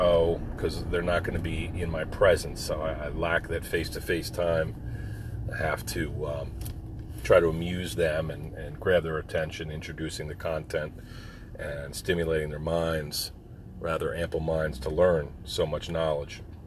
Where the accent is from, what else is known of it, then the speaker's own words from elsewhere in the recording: Philadelphia, Pennsylvania, United States; we're from Philly. Up from Philly